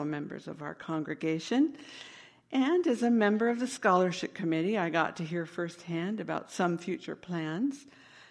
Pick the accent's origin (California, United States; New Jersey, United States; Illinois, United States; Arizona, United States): California, United States; Northern; I was a young girl growing up in Northern California